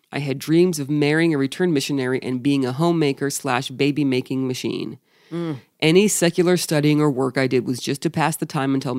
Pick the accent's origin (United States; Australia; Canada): Australia; also born or lived in England; I'm from Australia with dual citizenship.